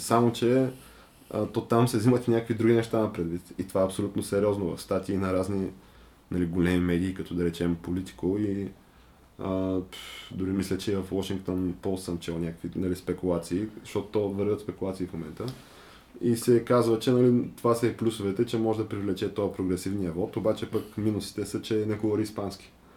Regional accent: Bulgaria; аз като българин

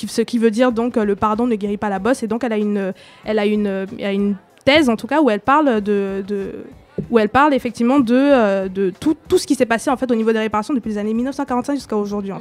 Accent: Cameroon; now in France; je suis originaire du Cameroun

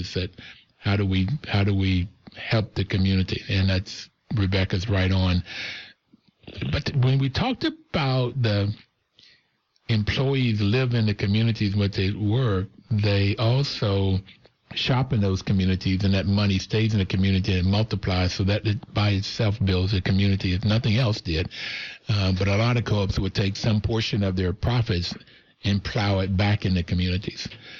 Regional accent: West Virginia, United States; and it seemed like when I grew up in West Virginia, it was the whole community that raised us.

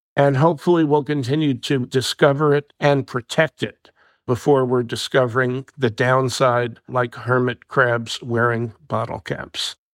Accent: New Jersey, United States; My home state of New Jersey

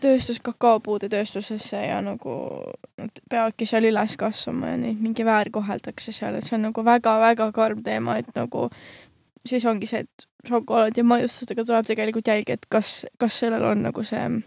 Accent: Harju County, Estonia; me mõlemad oleme Harjumaalt

